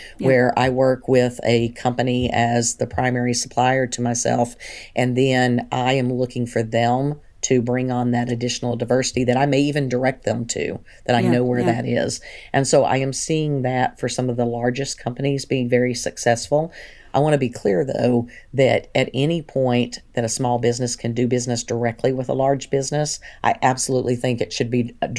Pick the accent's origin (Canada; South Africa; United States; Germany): United States; Big Spring, Texas; born there; also born or lived in Tennessee; I was born in Big Spring, Texas, and my father was in the Air Force. And so I'm okay. an Air Force brat as well.